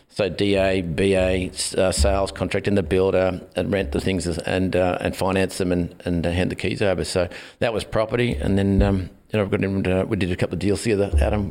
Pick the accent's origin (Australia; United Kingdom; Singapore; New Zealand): Australia; Glen Innes, New South Wales; moved away as an adult; also born or lived in Sydney / Gold Coast / North Bondi; I born in Sydney, then moved to the country, a little country town called Glen Innes in northern New South Wales, and um, was there for. Um, best part of 20 years